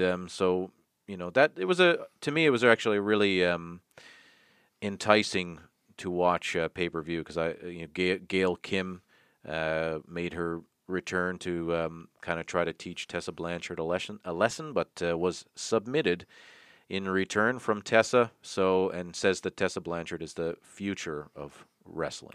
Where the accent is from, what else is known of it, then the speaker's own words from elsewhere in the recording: Toronto, Ontario, Canada; my hometown, Tirana, Ontario